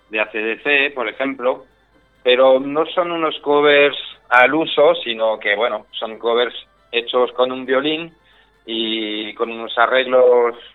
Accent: France; now in Spain; Eh, soy francés, pero vamos, de francés me queda poco, me queda que me gusta el queso, que huele mal, y eso es más o menos lo que me queda, porque llevo en España prácticamente la mitad de mi vida.

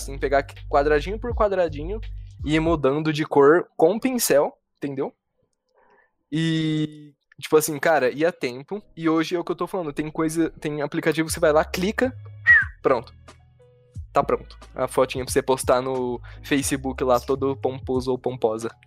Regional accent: São José do Rio Preto, São Paulo, Brazil; a gente é de São José do Rio Preto, São Paulo.

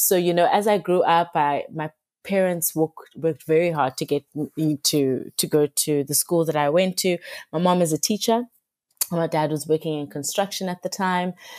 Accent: Cape Town, Western Cape, South Africa; I've grown up in Cape Town all my life.

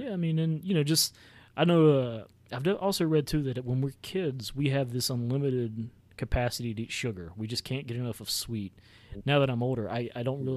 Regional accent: the South, United States; I grew up in the South

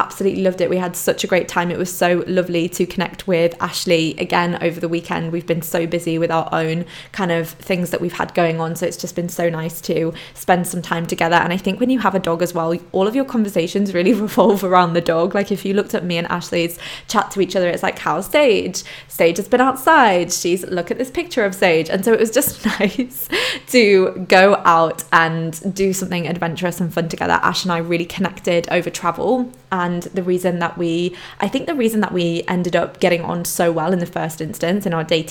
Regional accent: Poland; moved away; growing up in Poland, going backwards and forwards to Poland

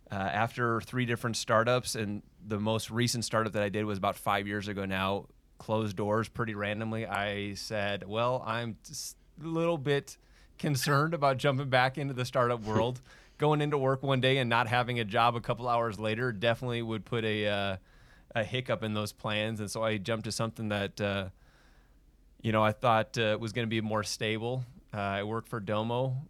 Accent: Minnesota, United States; now in Utah, United States; I'm a Utah transplant. I'm actually born and raised in Minnesota. I think I've done a good job of losing the accent, but every now and then you'll hear it come out

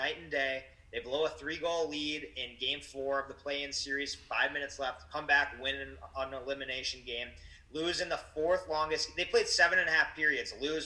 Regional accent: Boston, Massachusetts, United States; accent: Boston; my Boston accent

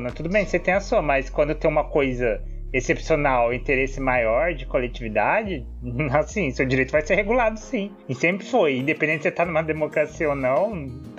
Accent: Brazil; Eu sou é brasileiro

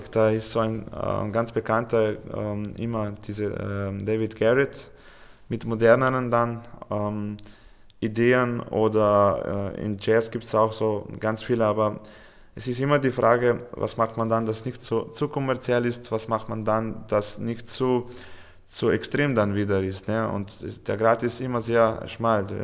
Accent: Slovenia; German is a second language; Und wir haben ein Konzert in Ljubljana gespielt, bei uns in Hauptstadt, mit Fernsehübertragung.

